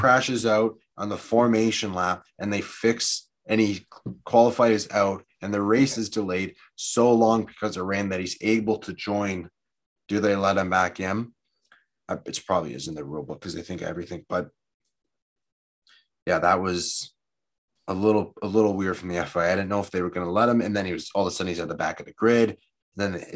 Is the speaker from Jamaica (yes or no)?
no; Canada; I'm American, well, Canadian